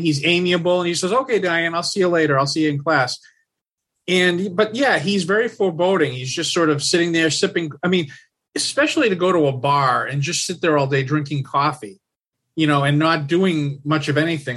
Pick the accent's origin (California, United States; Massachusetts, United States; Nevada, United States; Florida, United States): Massachusetts, United States; Lawrence; I'm from I'm from Massachusetts. I grew up in a city called Lawrence.